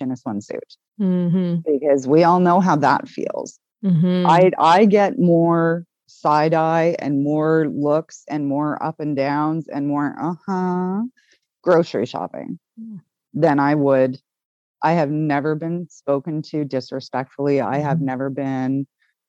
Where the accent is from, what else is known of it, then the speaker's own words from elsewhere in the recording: Canada; we're Canadian